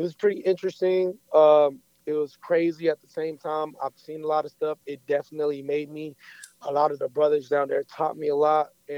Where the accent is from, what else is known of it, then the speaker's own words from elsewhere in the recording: Orlando, Florida, United States; also born or lived in Miami; a lot of my experience in my life came from Orlando, Florida